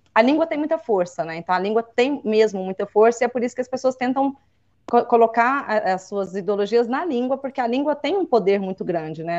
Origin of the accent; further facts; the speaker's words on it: Minas Gerais, Brazil; accent: mineirês; eu acho muito bonito o nosso regionalismo. Eu não acho Duvido. o nosso uai, nós fumo, nós voltemos. Enfim, eu acho isso, eu, eu, acho gostoso o mineirês.